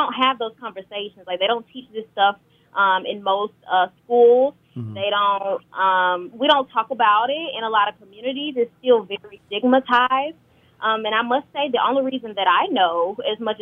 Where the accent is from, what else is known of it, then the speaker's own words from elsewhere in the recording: Grenada, Mississippi, United States; moved away as an adult; now in Carbondale, United States; I'm originally from Grenada, Mississippi